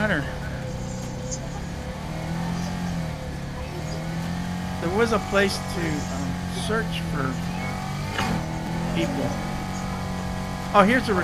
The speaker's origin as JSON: {"language": "English", "area": "Mecklenburg County", "region": "North Carolina", "country": "United States", "moved": "yes", "said": "I'm from North Carolina"}